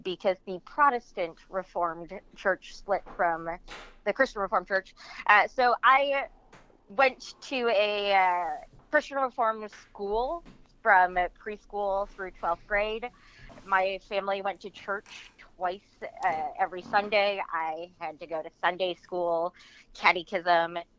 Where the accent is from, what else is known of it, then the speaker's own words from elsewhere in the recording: Midwest, United States; I am from the Midwest. I was raised by exceptionally religious people, but they didn't really stand out for the area that I grew up.